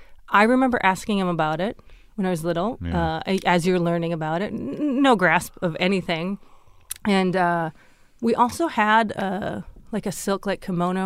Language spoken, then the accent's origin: English; Fargo, North Dakota, United States; moved away; I grew up in Fargo, which is right on the border of Minnesota. And it's a thriving, I dare say, metropolis.